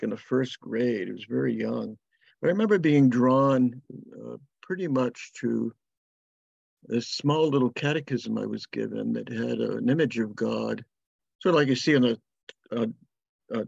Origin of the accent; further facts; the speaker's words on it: Linwood, Massachusetts, United States; also born or lived in Whitinsville, Massachusetts; So I grew up in Blackstone Valley, spent my childhood in Linwood